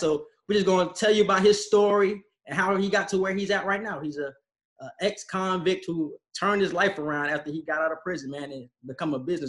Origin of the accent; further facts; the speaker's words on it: St. Petersburg, Florida, United States; We're both from St. Petersburg, Florida.